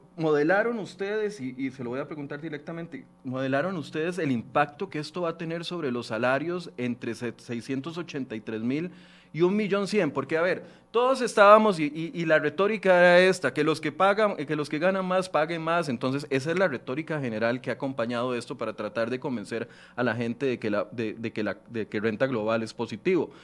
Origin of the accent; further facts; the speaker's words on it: Costa Rica; como ministro y como costarricense